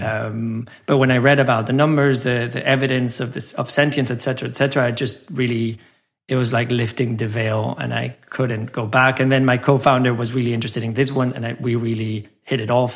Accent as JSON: {"language": "English", "region": "San Luis Potosí", "country": "Mexico", "tie": "born or raised there", "also_born_or_lived": "Mexico City / London / Doha", "moved": "as an adult", "said": "I was born and raised in Mexico. I grew up in a small city called San Luis Potosí"}